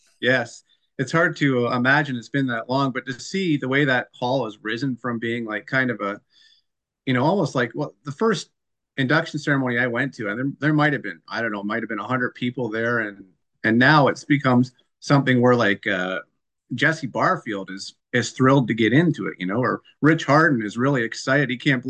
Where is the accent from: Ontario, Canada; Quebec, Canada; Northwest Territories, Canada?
Ontario, Canada; Dorchester; I grew up in Dorchester, Ontario